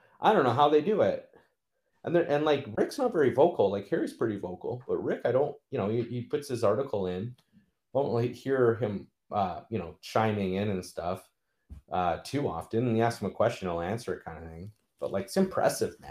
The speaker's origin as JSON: {"language": "English", "country": "Canada", "said": "I'm a Canadian living in Canada"}